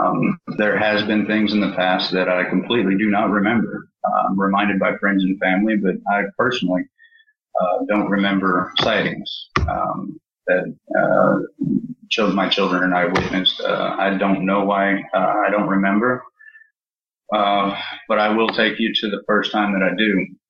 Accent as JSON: {"language": "English", "town": "East Providence", "region": "Rhode Island", "country": "United States", "tie": "born there", "also_born_or_lived": "California / Arkansas", "said": "I was born in Providence, Rhode Island, East Providence, and moved around pretty much every 2 months since then."}